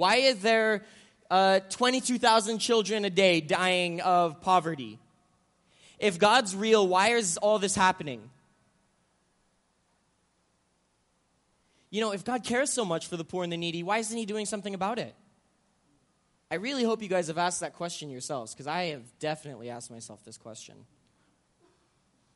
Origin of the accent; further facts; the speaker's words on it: Manila, Metro Manila, Philippines; moved away; I'm half Filipino, and I grew up in the Philippines, and so I grew up in the middle of Manila